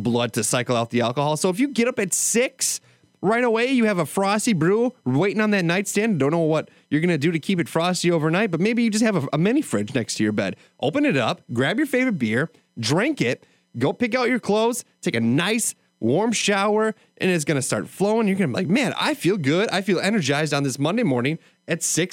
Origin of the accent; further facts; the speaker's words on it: Wisconsin, United States; I'm from Wisconsin